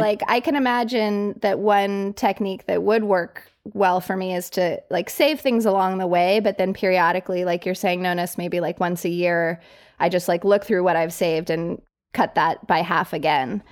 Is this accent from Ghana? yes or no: no; Colorado Springs, Colorado, United States; moved away as an adult; also born or lived in New York City; I grew up in Colorado Springs, like fairly small town, went to New York City for college